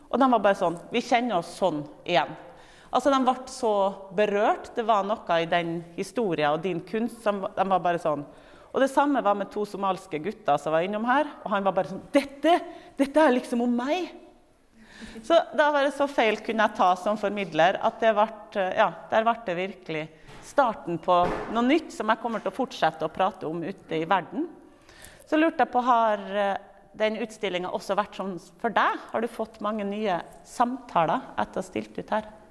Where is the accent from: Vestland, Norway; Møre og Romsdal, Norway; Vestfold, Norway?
Møre og Romsdal, Norway; Kristiansund; Jeg kommer jo fra Kristiansund.